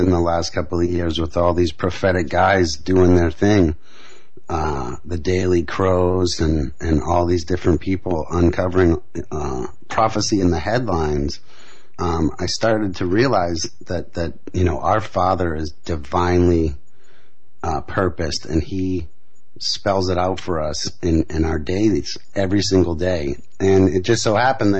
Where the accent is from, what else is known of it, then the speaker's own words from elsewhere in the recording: Boston, Massachusetts, United States; moved away as an adult; also born or lived in New York City; And so I'm from Boston originally, and you know, we grew up loving the Red Sox